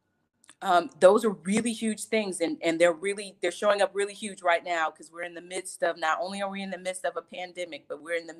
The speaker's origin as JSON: {"language": "English", "region": "Georgia", "country": "United States", "tie": "born or raised there", "said": "So I was born and raised in Georgia. I'm a Georgia peach, one of the few that still live in Georgia"}